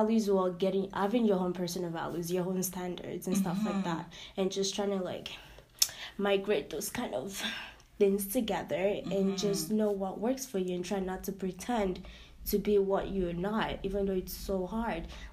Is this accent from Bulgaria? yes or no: no; Nigeria; accent: Nigerian; now in Canada; we're coming from Nigeria, having that kind of doctrine, family doctrine, and generational culture as well